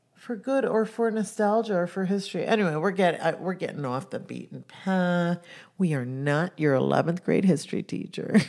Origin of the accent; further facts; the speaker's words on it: Jamaica; I come from Jamaica. I come from an island that was colonized by the Brits.